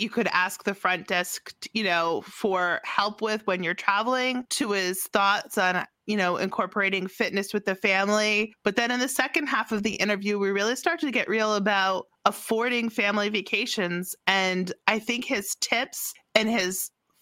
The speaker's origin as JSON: {"language": "English", "region": "Rhode Island", "country": "United States", "tie": "born or raised there", "said": "I grew up in Rhode Island"}